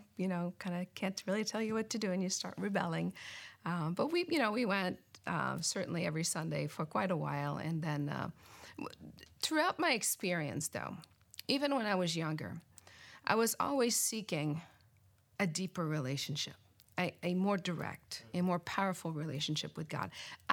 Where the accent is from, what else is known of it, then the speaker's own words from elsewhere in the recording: Canada; now in Gaithersburg, United States; I grew up in Canada